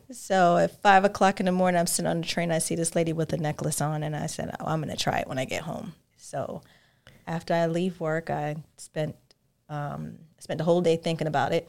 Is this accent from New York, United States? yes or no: yes; New York, United States; moved away as an adult; now in Georgia, United States; I'm from New York